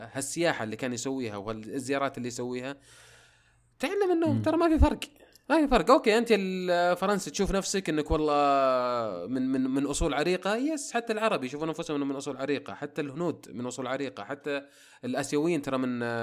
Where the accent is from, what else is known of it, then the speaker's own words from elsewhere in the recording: Saudi Arabia; احنا كسعوديين